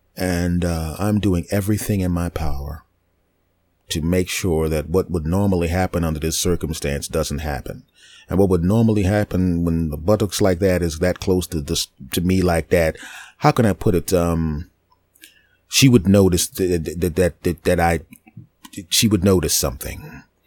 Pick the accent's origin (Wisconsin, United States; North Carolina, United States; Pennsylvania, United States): Pennsylvania, United States; Philadelphia; I'm originally from Philadelphia